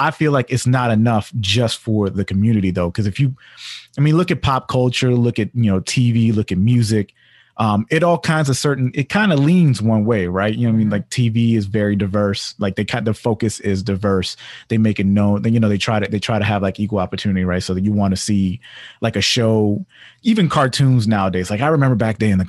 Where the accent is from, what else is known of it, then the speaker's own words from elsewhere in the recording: Washington, District of Columbia, United States; moved away; also born or lived in Hyattsville, Maryland; I grew up in D.C. I grew up in Columbia Heights, mainly